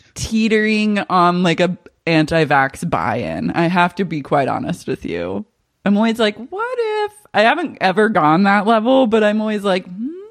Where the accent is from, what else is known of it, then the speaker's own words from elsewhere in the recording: Oklahoma City, Oklahoma, United States; I grew up in Cher's stepdad's house in Oklahoma